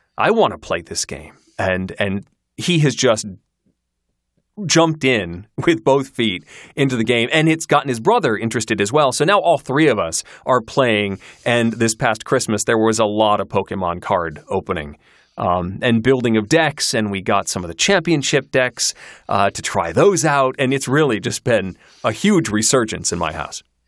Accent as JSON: {"language": "English", "town": "Kalamazoo", "region": "Michigan", "country": "United States", "tie": "born or raised there", "also_born_or_lived": "Syracuse, New York", "moved": "as an adult", "said": "I grew up in Kalamazoo, Michigan"}